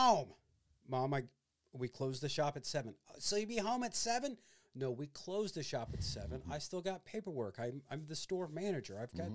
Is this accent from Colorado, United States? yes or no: no; Illinois, United States; moved away; growing up in Illinois